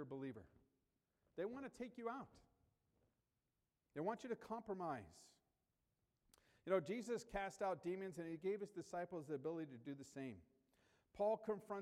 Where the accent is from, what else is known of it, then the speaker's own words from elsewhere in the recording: United States; growing up in the United States.